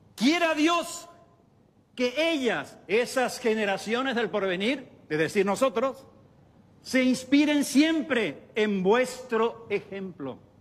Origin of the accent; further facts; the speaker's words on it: Paraguay; yo era paraguayo